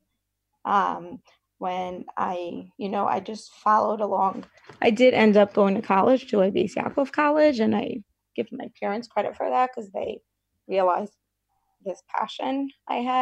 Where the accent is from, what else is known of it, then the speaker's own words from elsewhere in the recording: Brooklyn, New York, United States; I grew up in Brooklyn in a very, in an ultra-Orthodox community, very sheltered